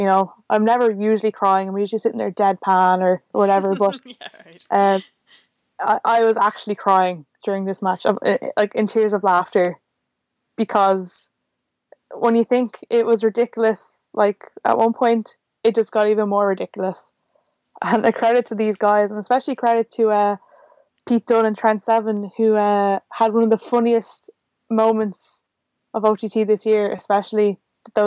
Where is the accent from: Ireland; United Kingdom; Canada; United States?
Ireland; Dublin, Leinster; I'm from Dublin